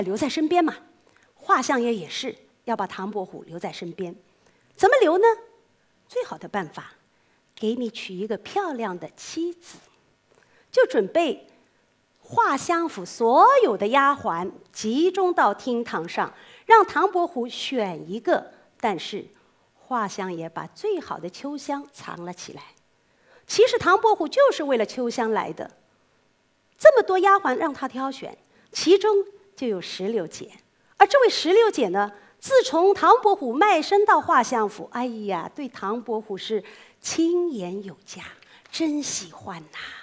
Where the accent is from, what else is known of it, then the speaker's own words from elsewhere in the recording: Suzhou, Jiangsu, China; 我们苏州人有一句话很难听的